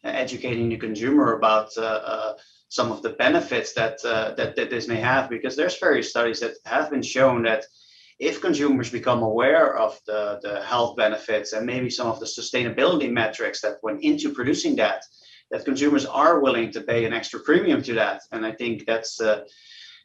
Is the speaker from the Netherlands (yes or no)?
yes; Netherlands; I'm from the Netherlands myself, and in Europe we produce artisanal cheeses